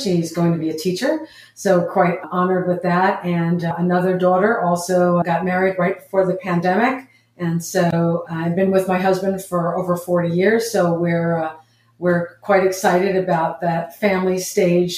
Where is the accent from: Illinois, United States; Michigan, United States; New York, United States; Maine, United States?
New York, United States; moved away as an adult; also born or lived in Los Angeles; I'm from New York. And I went to graduate school in Los Angeles at USC and UCLA